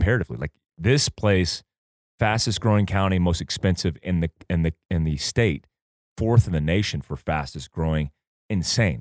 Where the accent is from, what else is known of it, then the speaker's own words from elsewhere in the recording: Port Orange, Florida, United States; also born or lived in Fort Ord, California; I grew up in Port Orange, in South Daytona